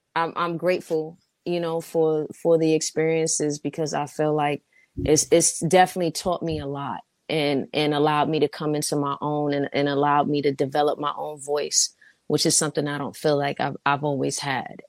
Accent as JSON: {"language": "English", "town": "New York City", "region": "New York", "country": "United States", "moved": "as an adult", "lives_now": "Los Angeles, United States", "said": "I'm from Harlem"}